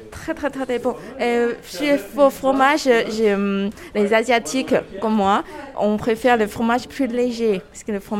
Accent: China; Je viens de Chine

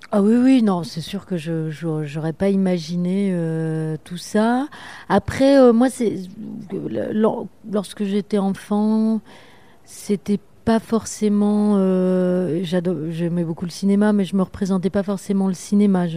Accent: Orléans, Centre-Val de Loire, France; also born or lived in Paris; à deux ans, mes parents sont partis, enfin bon, bref, à côté d'Orléans, à La Source, entre Olivier et La Source

